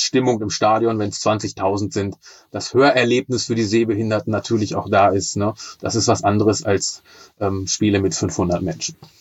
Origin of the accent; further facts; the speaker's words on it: Braunschweig, Lower Saxony, Germany; ich bin 49 Jahre alt und gebürtiger Braunschweiger.